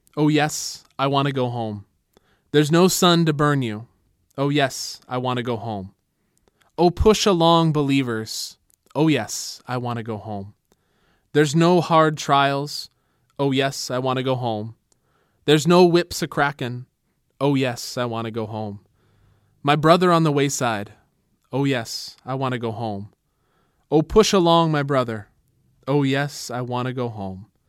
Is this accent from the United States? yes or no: yes; United States; American Christians